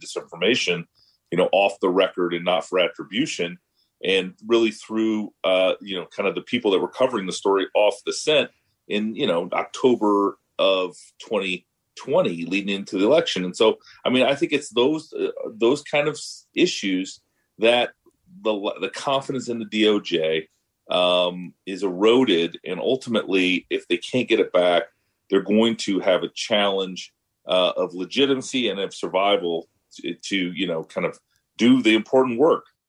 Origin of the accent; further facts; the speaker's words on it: Iowa, United States; my home state Senator, Senator Grassley